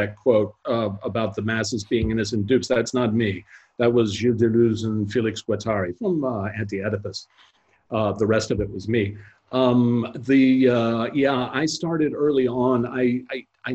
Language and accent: English; United States; I'm an American